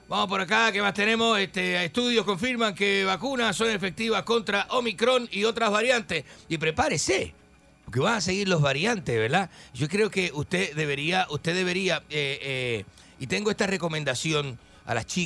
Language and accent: Spanish; Argentina; moved away as an adult; Yo que llevo más de 30 años, soy el argentino más, más reconocido, ¿verdad?